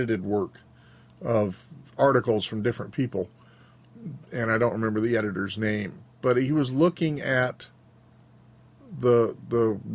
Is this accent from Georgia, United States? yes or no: yes; Georgia, United States; now in Montana, United States; the worship service that I grew up with in Southern Baptist churches in the 60s and 70s in Georgia was revivalist. And then moved to Montana